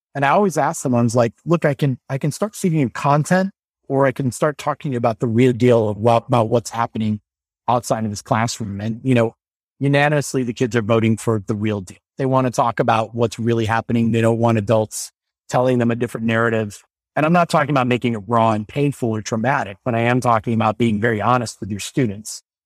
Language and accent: English; Normal, Illinois, United States; I went to a lab school called Thomas Metcalf School in Illinois. I'm from the town of Normal.